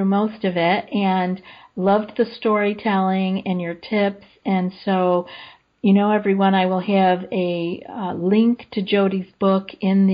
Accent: Finger Lakes, Central New York, United States; moved away; the Finger Lakes where I am from

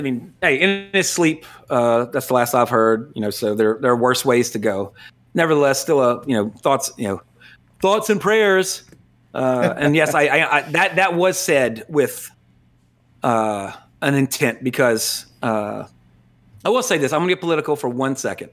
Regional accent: United States; as an American

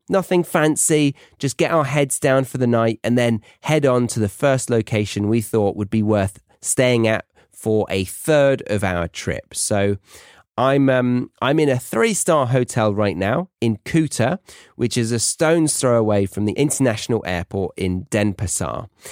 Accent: United Kingdom; as a Brit abroad

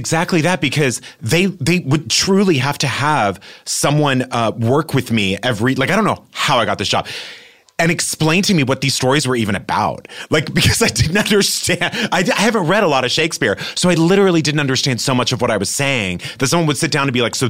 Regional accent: New York, United States; now in Los Angeles, United States; I knew that I always wanted to be here because I came from New York and a bunch of my friends had already come out here

